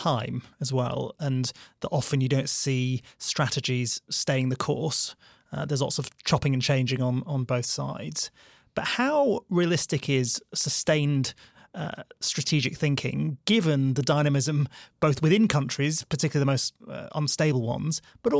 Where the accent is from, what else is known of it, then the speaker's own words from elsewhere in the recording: United Kingdom; Nancy's pointing at me just because I'm British.